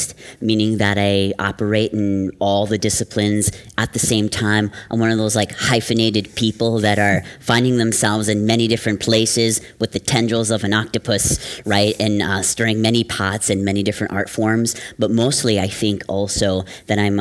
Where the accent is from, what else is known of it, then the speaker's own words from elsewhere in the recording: Wisconsin, United States; now in New York City, United States; I'm from the Oneida and the Ojibwe nations, from the great state of Wisconsin.